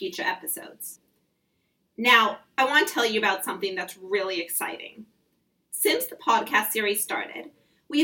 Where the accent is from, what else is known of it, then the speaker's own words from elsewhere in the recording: Los Angeles, California, United States; also born or lived in home counties, England; now in London, United Kingdom; I'm originally from Los Angeles